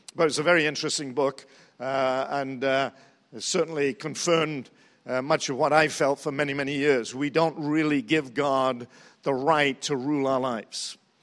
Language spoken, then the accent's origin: English; England, United Kingdom; also born or lived in New Zealand; now in United States; I'm from England, and we do have a throne there